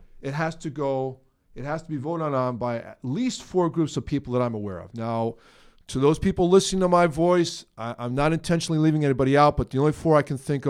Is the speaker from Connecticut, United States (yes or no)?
yes; Hamden, Connecticut, United States; also born or lived in New Haven, Connecticut / Ansonia, Connecticut; Actually, I was born in New Haven, Connecticut.